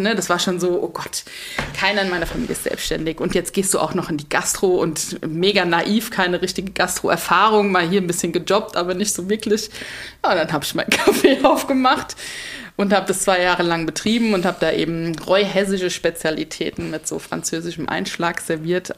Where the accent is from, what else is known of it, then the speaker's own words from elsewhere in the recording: Mainz, Rhineland-Palatinate, Germany; ich komme ursprünglich aus Mainz, da wohne ich auch noch